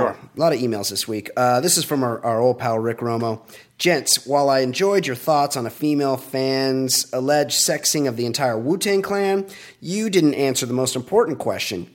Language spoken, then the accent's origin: English; California, United States; I'm a California guy